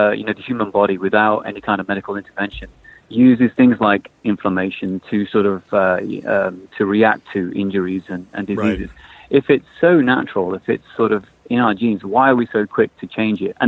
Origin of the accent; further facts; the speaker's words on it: London, United Kingdom; moved away as an adult; now in Miami, United States; from London, but we've just moved to the Miami area.